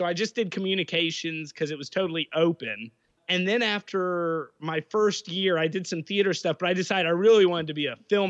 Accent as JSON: {"language": "English", "town": "Blacksburg", "region": "Virginia", "country": "United States", "tie": "born or raised there", "also_born_or_lived": "Fort Leavenworth, Kansas / Hawaii / Springfield, Virginia", "said": "So I grew up in Blacksburg"}